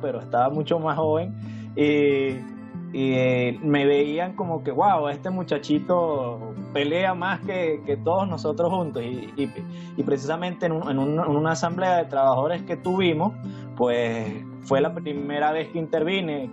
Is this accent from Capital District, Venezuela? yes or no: no; Mérida, Venezuela; de Venezuela, de Mérida específicamente, de los Andes venezolanos